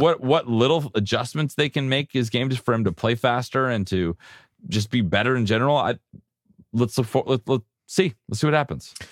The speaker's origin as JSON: {"language": "English", "town": "San Diego", "region": "California", "country": "United States", "said": "I'm from San Diego"}